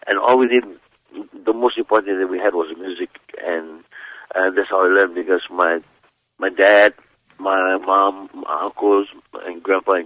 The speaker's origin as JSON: {"language": "English", "town": "Kalapana", "region": "Hawaii", "country": "United States", "tie": "born or raised there", "said": "I grew up on the Big Island of Hawaii in a place called Kalapana."}